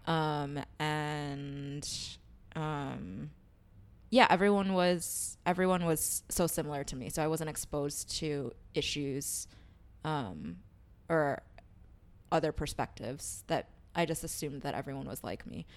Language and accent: English; New York City, New York, United States; I grew up in Queens, but I, my home church was in Chinatown